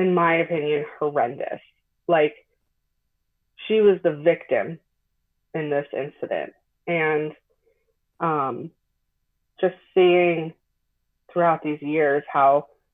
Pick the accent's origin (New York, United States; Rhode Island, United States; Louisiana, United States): New York, United States; Long Island; moved away as an adult; also born or lived in Hudson Valley, New York; now in Albany, United States; I'm from Long Island originally